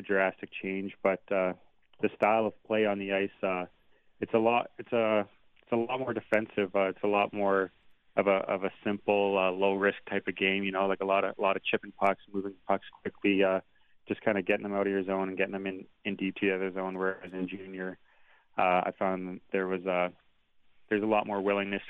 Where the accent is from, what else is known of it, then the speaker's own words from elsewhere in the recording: Steinbach, Manitoba, Canada; moved away as an adult; now in Bemidji, United States; I played in Steinbeck in my hometown